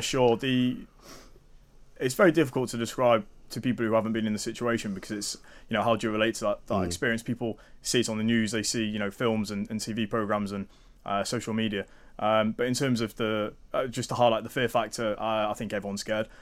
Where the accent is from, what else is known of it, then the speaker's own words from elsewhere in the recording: Lincoln, East Midlands, United Kingdom; also born or lived in Germany / Cyprus; now in Nottingham, United Kingdom; I'm from Lincoln originally.